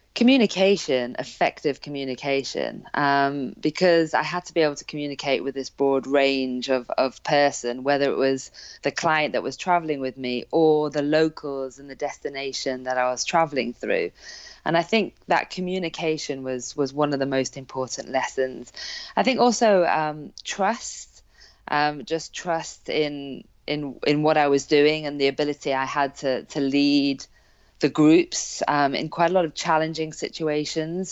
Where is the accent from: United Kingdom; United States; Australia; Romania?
United Kingdom; Hale Barns, North West England; born or raised there; also born or lived in South Africa